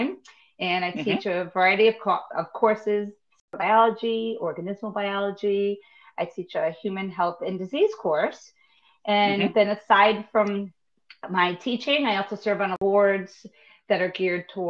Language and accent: English; Rhode Island, United States; moved away as an adult; also born or lived in Florida; I grew up in Rhode Island, born and raised